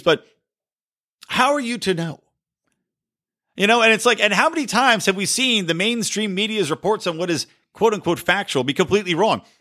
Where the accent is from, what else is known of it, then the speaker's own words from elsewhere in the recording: California, United States; my home state of California